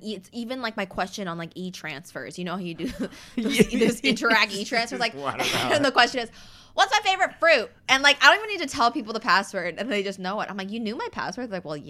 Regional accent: Windsor, Ontario, Canada; also born or lived in Saskatchewan, Canada / Washington, United States; Mm-hmm, and I just remember when I was 6, we had just moved to Windsor. So actually, here, I was born in Saskatchewan, okay?

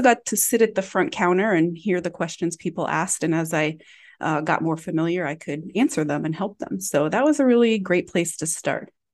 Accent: Galesburg, Illinois, United States; now in Chicago, United States; my hometown of Galesburg, Illinois

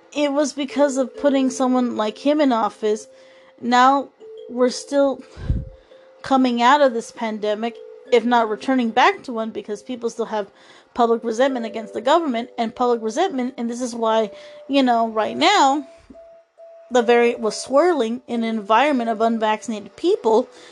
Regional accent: United States; as American citizens

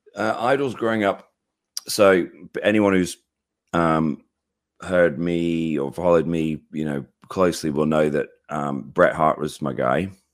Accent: United Kingdom; I'm British

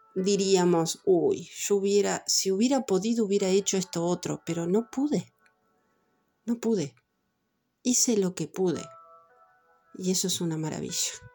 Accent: Montevideo, Uruguay; Yo soy de Montevideo, de Uruguay

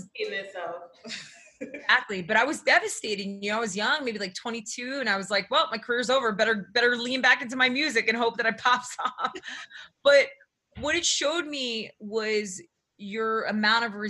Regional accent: Newark, New Jersey, United States; also born or lived in New York; I grew up in New Jersey, right outside of Newark, New Jersey

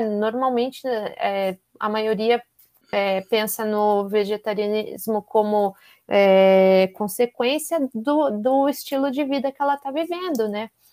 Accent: Curitiba, Paraná, Brazil; moved away as an adult; now in São Paulo, Brazil; eu sou de Curitiba, mas moro aqui

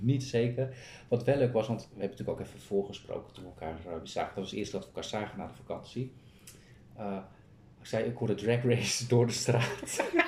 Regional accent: Kop van Noord-Holland, North Holland, Netherlands; we komen zelf uit Noord-Holland. Kopje Noord-Holland. Mhm. Eh, kopje, gewoon de kop van Noord-Holland.

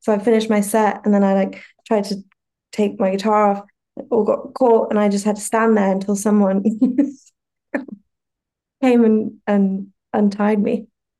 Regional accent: Yorkshire and the Humber, United Kingdom; But I'm also from Yorkshire and we make the best tea

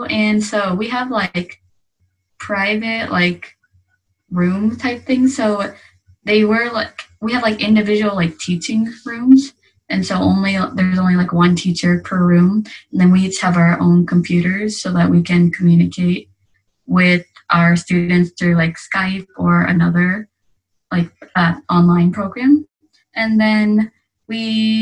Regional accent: Evansville, Indiana, United States; moved away as an adult; now in Yokohama, Japan; My hometown is Evansville, Indiana, but I have recently moved to Yokohama, Japan

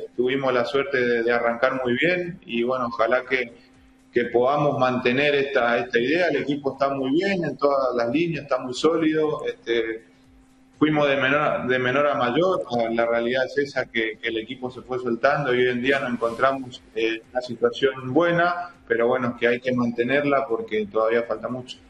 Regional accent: Chaco, Argentina; moved away; somos pocos los chaqueños que que todavía eh, tenemos oportunidad en primera división

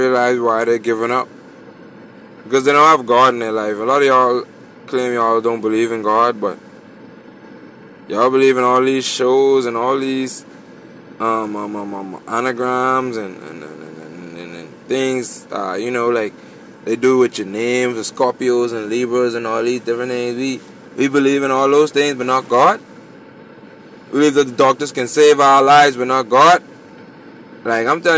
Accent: Bahamas; I'm from the Bahamas

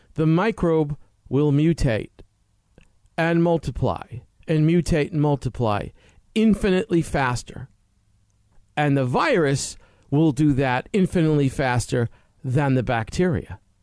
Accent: United States; as Americans

